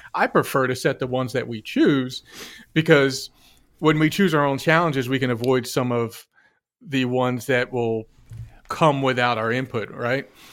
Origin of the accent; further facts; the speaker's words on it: New Jersey, United States; I'm from New Jersey